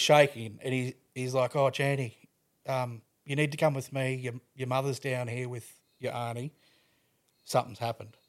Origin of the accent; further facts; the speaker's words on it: Toowoomba, Queensland, Australia; I grew up in Toowoomba.